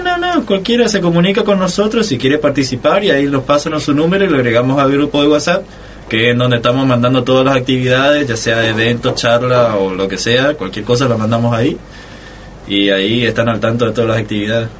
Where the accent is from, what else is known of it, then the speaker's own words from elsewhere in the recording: Corrientes, Argentina; moved away as an adult; now in Resistencia, Argentina; yo soy nacido en Corrientes, pero estoy estudiando acá